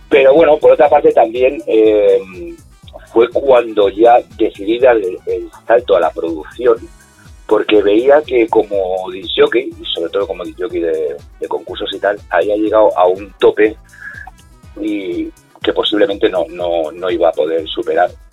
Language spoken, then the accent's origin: Spanish; Castile and León, Spain; now in Alicante, Spain; cuando vivíamos en el pueblo, yo soy de León, de un pueblecito pequeño, eh, minero